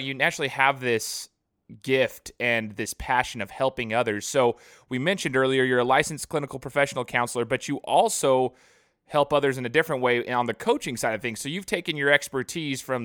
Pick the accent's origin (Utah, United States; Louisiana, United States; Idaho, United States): Idaho, United States; Boise; I'm from Boise